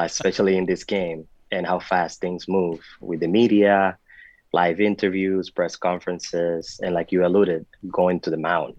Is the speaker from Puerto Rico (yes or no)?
yes; Puerto Rico; moved away as an adult; also born or lived in Dominican Republic / Rochester, New York / Miami, Florida; I was born in the Dominican Republic, but I was raised in Puerto Rico